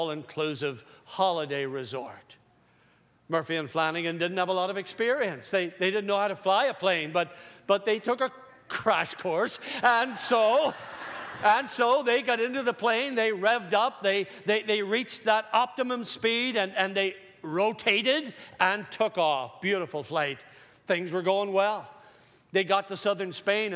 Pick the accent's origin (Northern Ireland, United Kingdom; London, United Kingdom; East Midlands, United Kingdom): Northern Ireland, United Kingdom; Growing up in Northern Ireland